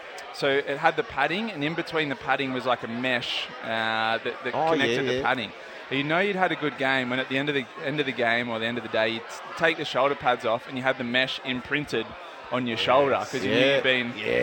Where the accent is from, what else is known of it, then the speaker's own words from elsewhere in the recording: Port Macquarie, New South Wales, Australia; I remember growing up in Port